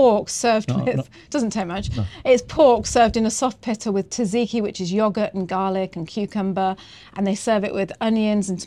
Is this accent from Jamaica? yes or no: no; New Zealand; now in Greece; from New Zealand